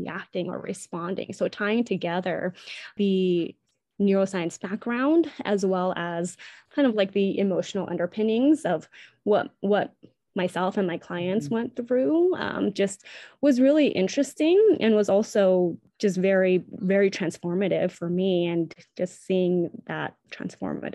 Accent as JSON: {"language": "English", "country": "United States", "said": "I'm Asian American, Chinese American specifically"}